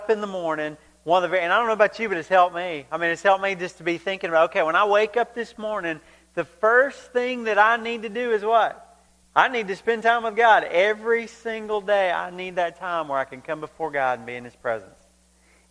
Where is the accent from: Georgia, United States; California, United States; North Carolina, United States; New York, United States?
Georgia, United States; growing up in Georgia